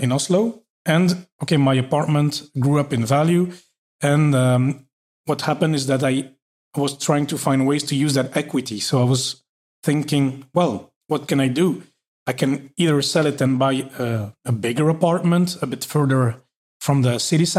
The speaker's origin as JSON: {"language": "English", "country": "Belgium", "also_born_or_lived": "Norway / Paris, France", "moved": "as an adult", "lives_now": "Luxembourg", "said": "I'm from Belgium"}